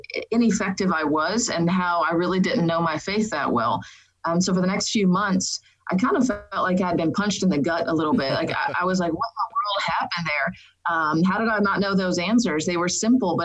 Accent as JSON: {"language": "English", "town": "Dallas", "region": "Texas", "country": "United States", "tie": "born or raised there", "said": "I grew up in Dallas, Texas, and grew up in a Catholic family"}